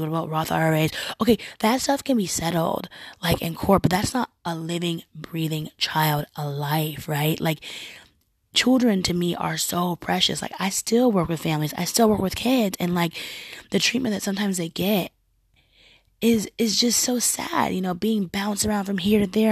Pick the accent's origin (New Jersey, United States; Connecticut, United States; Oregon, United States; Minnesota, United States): Oregon, United States; I'm also American. Um, I'm also from from a very progressive state, being Oregon